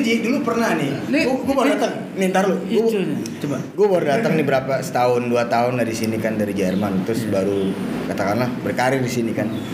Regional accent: Jakarta, Indonesia; gue kan secara gue kecil di daerah selatan. Jadi gue lahir di daerah Blok S Senopati dan Jaksel banget gitu ya istilahnya

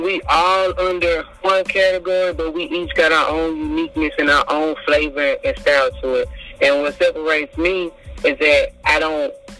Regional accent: Houston, Texas, United States; I'm from Houston, Texas, you know what I'm saying, Northside

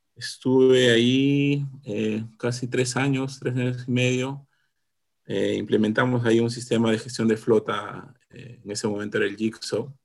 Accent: Lima, Peru; also born or lived in Congata, Arequipa, Peru; yo, nací en Arequipa. Estaba hasta los casi seis años, o un poco menos de repente, luego emigramos aquí a, Lima con, con, mi familia

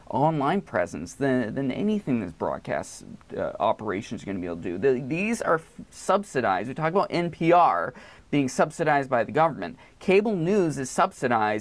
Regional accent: Maine, United States; I grew up in Maine

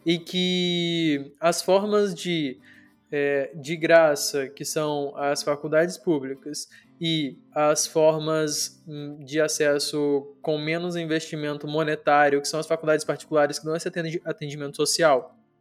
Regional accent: Brazil; Brasil, que é onde eu tô, de onde eu sou, onde eu nasci

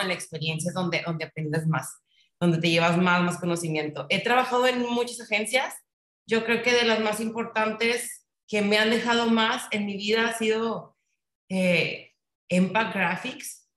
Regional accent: Monterrey, Nuevo León, Mexico; soy regia 100%

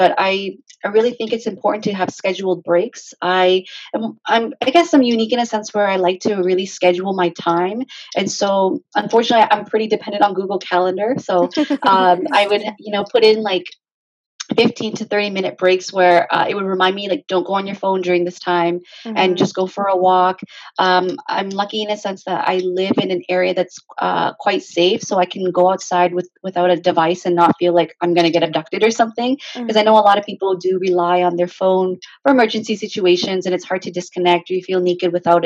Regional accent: Hamilton, Ontario, Canada; I grew up in Hamilton, technically. I was born and raised there.

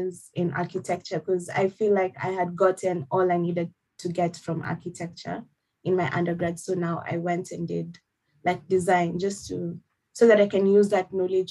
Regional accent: Nairobi, Kenya; moved away as an adult; now in Perth, Australia; So I'm from Kenya, and from Nairobi, Kenya, representing all the way. I have lived in Kenya all my life.

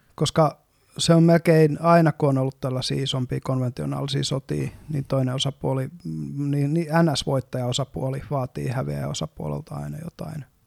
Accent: Eastern Finland, Finland; moved away as an adult; now in Helsinki, Finland; me ollaan molemmat kotoisin Itä-Suomesta

